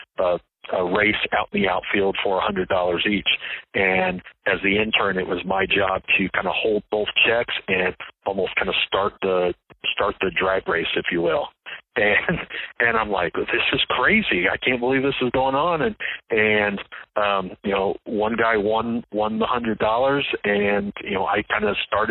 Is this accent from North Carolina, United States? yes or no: no; San Antonio, Texas, United States; also born or lived in Indiana; I grew up in San Antonio and went to Judson